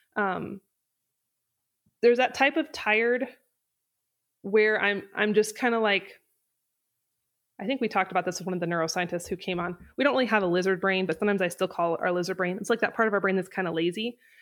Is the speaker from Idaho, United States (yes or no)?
yes; North Idaho, United States; moved away as an adult; now in Wyoming, United States; I'm from North Idaho, and I moved to Wyoming when I was eighteen